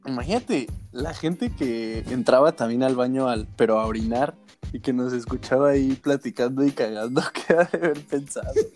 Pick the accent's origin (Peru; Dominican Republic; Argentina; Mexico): Mexico; moved away as an adult; now in Santiago de Compostela, Spain; dejé México, que dejé atrás como Hugo Sánchez